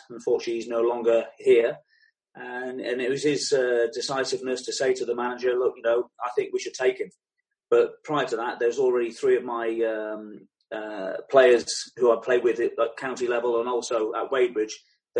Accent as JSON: {"language": "English", "town": "Wegberg", "region": "North Rhine-Westphalia", "country": "Germany", "tie": "born there", "said": "The situation being is that, yes, I was born in West Germany and a Royal Air Force base called Wegberg."}